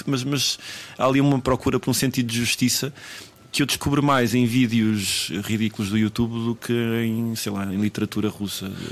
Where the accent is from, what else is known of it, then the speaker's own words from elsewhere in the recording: Tondela, Centro, Portugal; now in Lisbon, Portugal; quando eu saí de Tondela